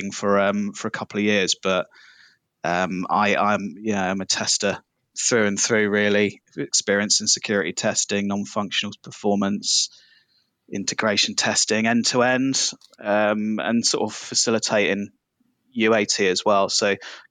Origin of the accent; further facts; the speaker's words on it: Southampton, South East England, United Kingdom; I'm from Southampton in England.